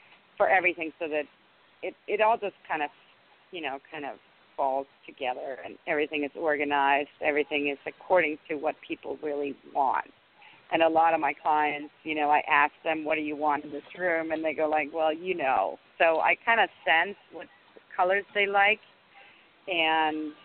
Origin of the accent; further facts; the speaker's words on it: Denmark; English is a second language; moved away as an adult; also born or lived in Washington, D.C. area; now in United States; I grew up in Denmark, and 30, I moved here and married my husband